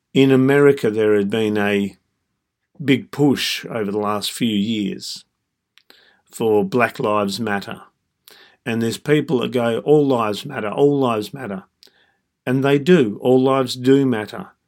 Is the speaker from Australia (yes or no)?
yes; Australia; I was born and raised in Australia